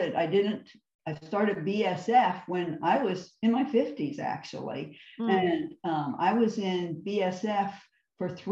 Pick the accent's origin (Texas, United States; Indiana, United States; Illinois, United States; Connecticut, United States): Indiana, United States; Mishawaka; Northern Indiana, Mishawaka